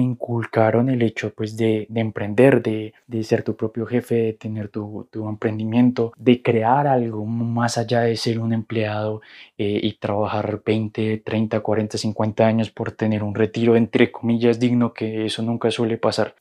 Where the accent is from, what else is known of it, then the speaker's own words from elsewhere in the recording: Colombia; moved away as an adult; also born or lived in Argentina; soy colombiano, y para 2016 me mudé a Argentina de la nada